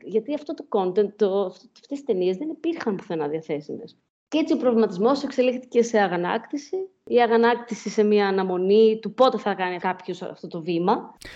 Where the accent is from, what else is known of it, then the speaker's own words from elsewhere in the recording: Thessaloniki, Central Macedonia, Greece; moved away as an adult; also born or lived in Glasgow; Έφυγα από τη Θεσσαλονίκη για τη Γλασκόβη στα 18 μου